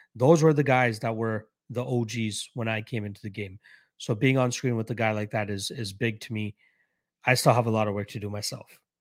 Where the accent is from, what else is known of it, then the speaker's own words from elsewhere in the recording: Canada; I'm a Canadian myself